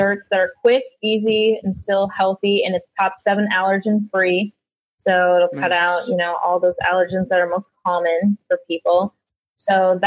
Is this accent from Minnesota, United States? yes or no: yes; Minnesota, United States; I'm from Minnesota